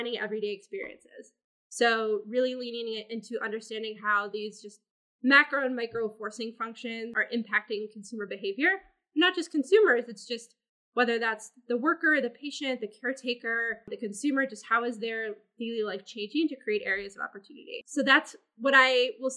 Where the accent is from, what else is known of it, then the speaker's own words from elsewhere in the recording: Minnesota, United States; moved away as an adult; now in New York, United States; grew up in Minnesota, which you only really hear when I say I'm from Minnesota